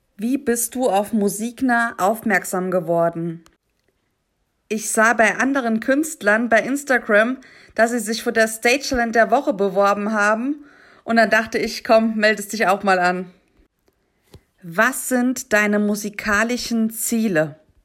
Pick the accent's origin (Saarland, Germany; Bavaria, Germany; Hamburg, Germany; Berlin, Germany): Saarland, Germany; ich komme aus dem Saarland